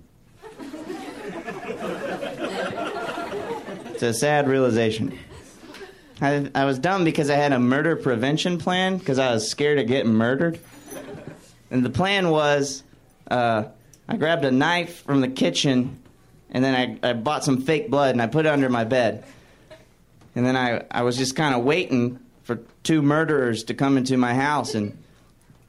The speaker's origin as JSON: {"language": "English", "region": "Alabama", "country": "United States", "moved": "yes", "lives_now": "Los Angeles, United States", "said": "I'm from Alabama. I live in L.A. now"}